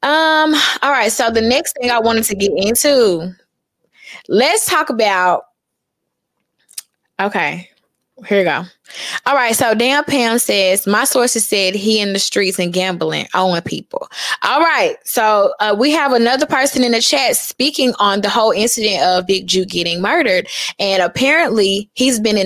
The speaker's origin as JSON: {"language": "English", "town": "Memphis", "region": "Tennessee", "country": "United States", "said": "I'm from East Memphis"}